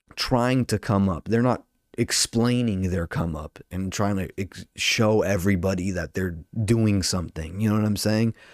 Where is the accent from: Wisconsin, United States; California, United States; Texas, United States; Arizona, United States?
California, United States; Orange County; I'm from Orange County